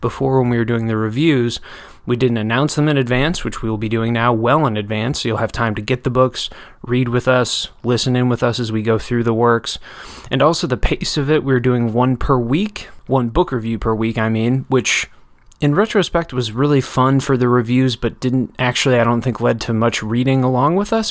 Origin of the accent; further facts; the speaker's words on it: Janesville, Wisconsin, United States; my hometown Janesville